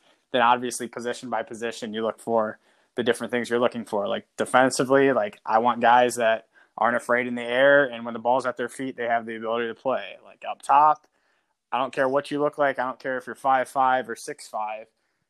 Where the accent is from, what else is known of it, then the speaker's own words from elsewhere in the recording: Ohio, United States; because I do think growing up in Northwest Ohio, like, you have a lot of those intangibles.